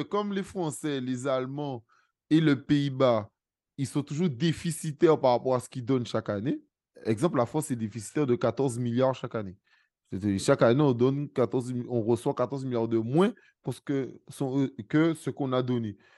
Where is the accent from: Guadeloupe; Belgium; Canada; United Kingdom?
Guadeloupe; je suis guadeloupéen